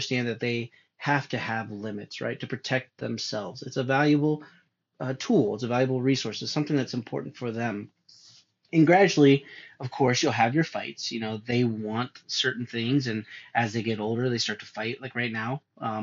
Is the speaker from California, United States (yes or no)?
yes; California, United States; moved away; I'm from California